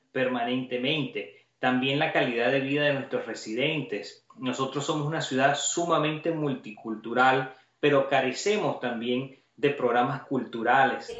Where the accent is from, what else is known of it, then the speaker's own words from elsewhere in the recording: Caracas, Capital District, Venezuela; now in Doral, United States; son 20 años acá en este gran país, nací en Caracas, vine acá con toda mi familia